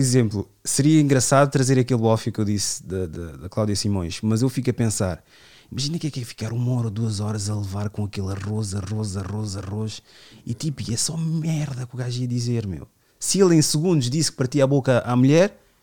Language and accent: Portuguese; Amadora, Lisbon, Portugal; ali no, no meu bairro, onde eu cresci na minha adolescência